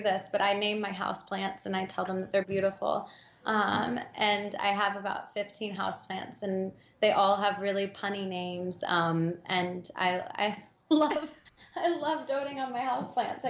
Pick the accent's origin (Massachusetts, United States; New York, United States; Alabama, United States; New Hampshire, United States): Alabama, United States; I grew up in the South, I grew up in Alabama